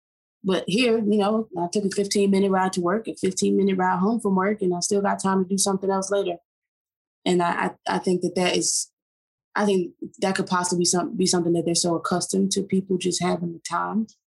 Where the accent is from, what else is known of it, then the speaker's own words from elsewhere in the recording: Atlanta, Georgia, United States; I'm from Atlanta. I've been here for 10 years, so I'm from here.